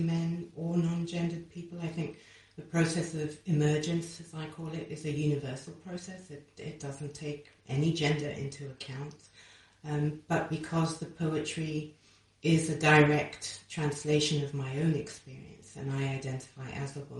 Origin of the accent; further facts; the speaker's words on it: Kenya; I grew up in Kenya